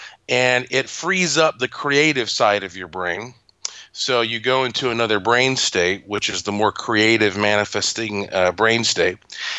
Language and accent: English; North Carolina, United States; Well, because that I am from North Carolina and I have a museum and laboratory and ghost tours and all that there